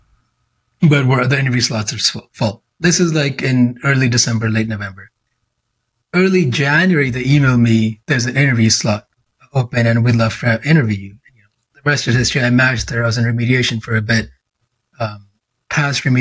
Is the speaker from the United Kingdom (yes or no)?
no; Canada; I'm a IMG, I'm a Canadian that went to the Caribbean